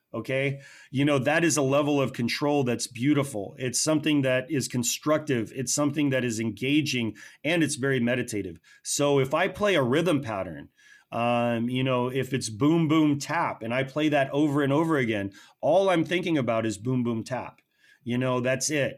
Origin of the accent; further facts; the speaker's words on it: United States; what we hold as American people